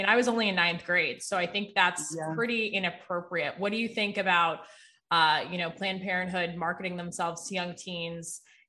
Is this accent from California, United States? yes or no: yes; Santa Monica, California, United States; growing up in Santa Monica, California, which was a very liberal environment